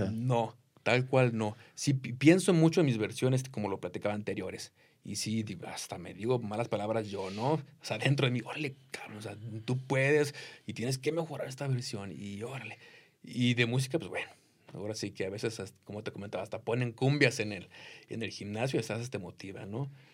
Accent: Jalisco, Mexico; now in United States; From Jalisco, México

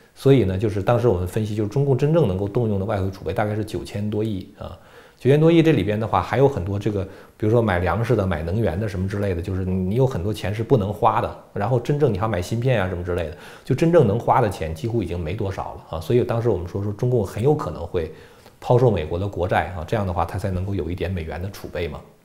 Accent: Beijing, China; accent: Beijing dialect; 用北京话来说的话

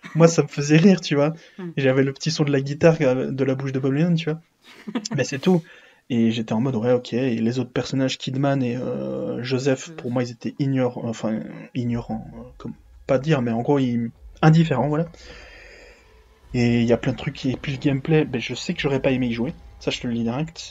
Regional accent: Belgium; je suis belge

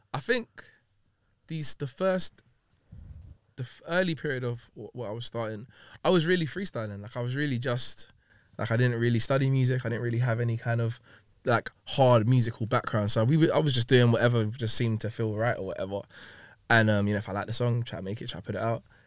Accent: London, United Kingdom; also born or lived in Long Beach, California; My step family that I kind of had growing up in Hackney, then living in Long Beach, for a year

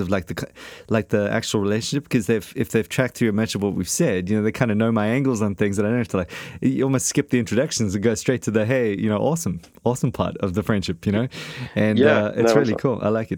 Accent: Australia; accent: Australian; The blokes over in Oz like my Australian accent.

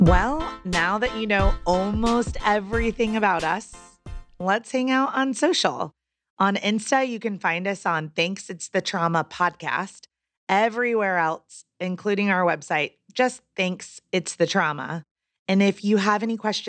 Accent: North Carolina, United States; I grew up in North Carolina in the Bible Belt

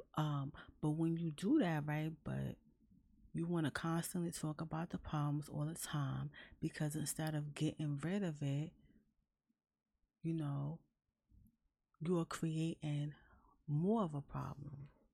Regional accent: New York City, New York, United States; I'm from New York City

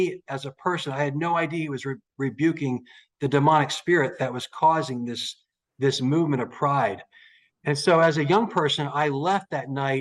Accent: Daytona Beach, Florida, United States; I was raised up in Daytona Beach, Florida

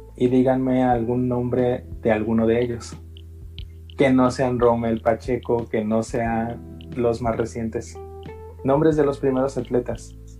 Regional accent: Mexico; Tenemos esa identidad nacional como mexicanos

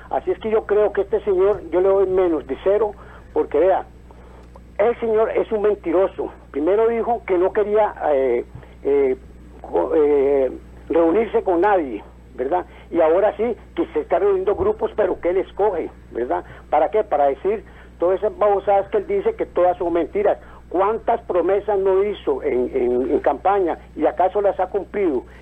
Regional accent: Costa Rica; Yo como costarricense me siento defraudado

